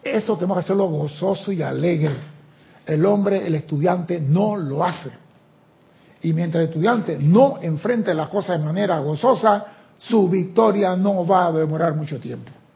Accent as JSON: {"language": "Spanish", "country": "Panama", "said": "yo que soy chiquito de Panamá"}